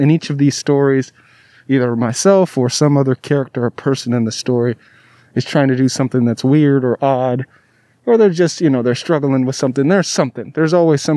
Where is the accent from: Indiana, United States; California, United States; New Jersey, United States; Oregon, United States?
California, United States; Southern; also born or lived in Alabama / Davis, California; I was from Southern California